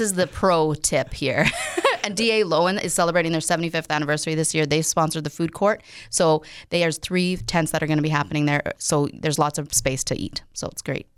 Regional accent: Winkler, Manitoba, Canada; born or raised there; also born or lived in Paraguay

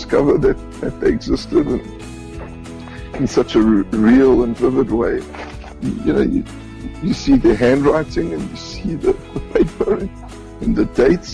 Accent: Johannesburg, Gauteng, South Africa; moved away as an adult; now in Israel; I was born and raised in South Africa, in Johannesburg.

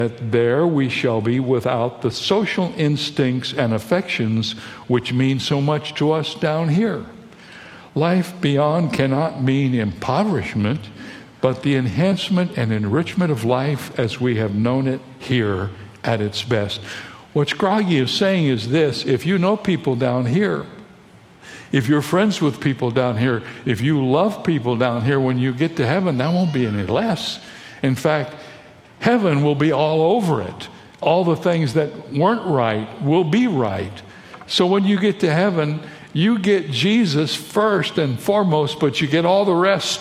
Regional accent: Toledo, Ohio, United States; now in San Diego, United States; I was born in Toledo, Ohio, and I live in San Diego, California

